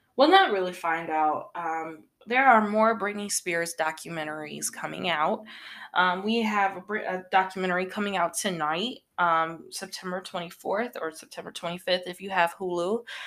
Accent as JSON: {"language": "English", "region": "Northern Illinois", "country": "United States", "said": "here in Illinois, um, I'm from Upper Illinois, Northern Illinois"}